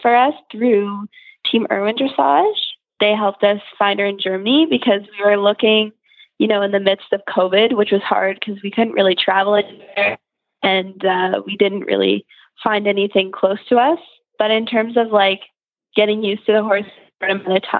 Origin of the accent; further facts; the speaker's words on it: Rockwood, Ontario, Canada; I'm from Rockwood, Ontario in Canada.